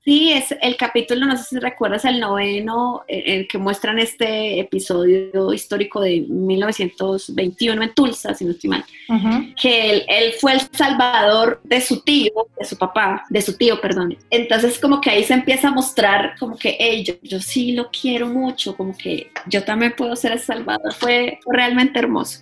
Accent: Colombia; yo soy colombiana

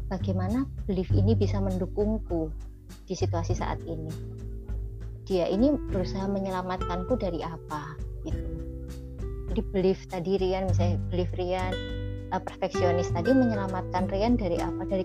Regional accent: Java, Indonesia; Indonesian is a second language; aku kan orang Jawa nanti ngomong bahasa Inggrisnya masa bahasa Inggris medok deh

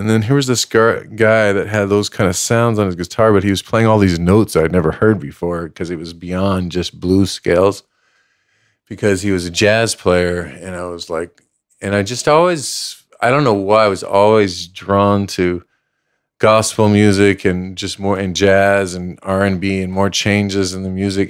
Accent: El Paso, Texas, United States; moved away; also born or lived in Los Angeles; I was born and raised in El Paso, Texas

